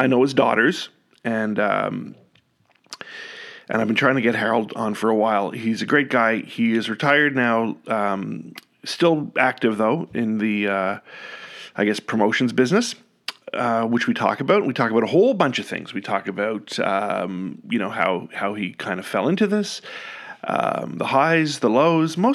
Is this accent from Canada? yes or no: yes; Ottawa, Ontario, Canada; Growing up in Ottawa in the 80s